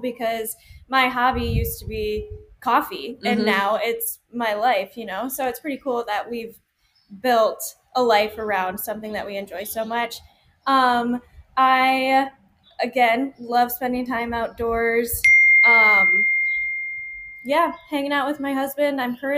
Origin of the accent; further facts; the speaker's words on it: South Dakota, United States; moved away as an adult; now in Arizona, United States; So we are originally from South Dakota. We moved down to Arizona almost 5 years ago now to open EBB FLOW.